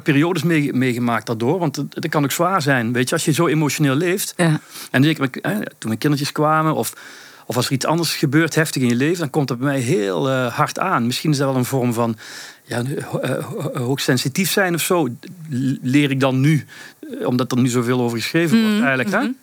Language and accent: Dutch; Belgium; also born or lived in Sittard, Netherlands; ik woon sinds mijn vierde in, eh, in België eigenlijk. Mhm. Dus ik heb Nederlandse roots. Ik ben in Sittard geboren, maar ik ik woon heel mijn leven wel hier in België